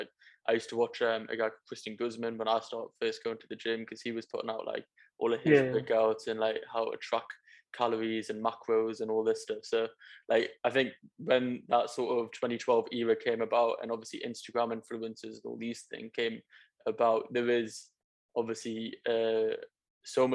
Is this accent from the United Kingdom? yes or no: yes; Newcastle upon Tyne, North East England, United Kingdom; I'm from Newcastle, not very many Asians when I was growing up